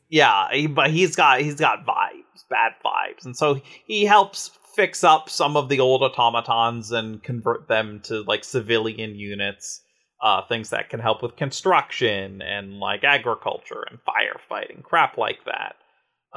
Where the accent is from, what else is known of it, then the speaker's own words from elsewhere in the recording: United States; being an American